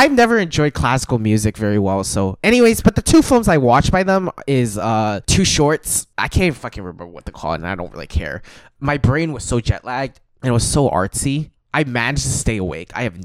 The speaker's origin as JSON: {"language": "English", "country": "Hong Kong", "said": "I'm from Hong Kong"}